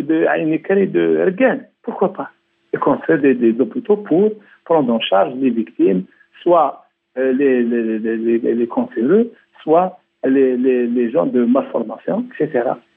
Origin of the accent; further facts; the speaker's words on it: Algeria; chez nous, en Algérie